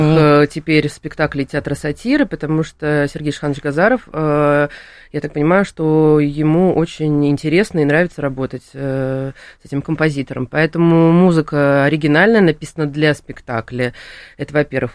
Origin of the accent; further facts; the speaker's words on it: Saint Petersburg, Russia; я сама из Санкт-Петербурга